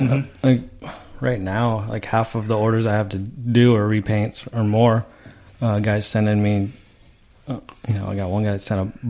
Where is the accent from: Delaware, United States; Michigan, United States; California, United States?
California, United States; Lake Hodges; back growing up around Lake Hodges